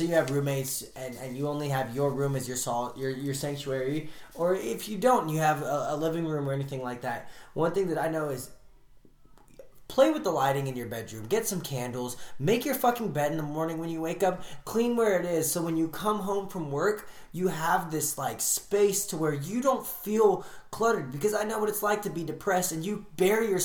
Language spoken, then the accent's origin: English; San Fernando Valley, California, United States; I grew up in the San Fernando Valley.